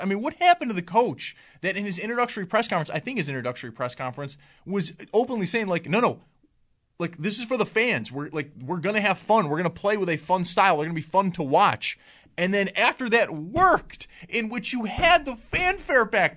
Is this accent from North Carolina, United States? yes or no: no; Cheektowaga, New York, United States; I'm from Cheetawauga. I can call it Cheetawauga. I was born and raised there